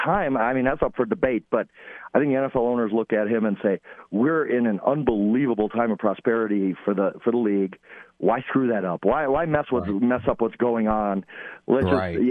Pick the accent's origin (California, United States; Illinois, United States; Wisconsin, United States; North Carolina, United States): Wisconsin, United States; Milwaukee; I was born in Milwaukee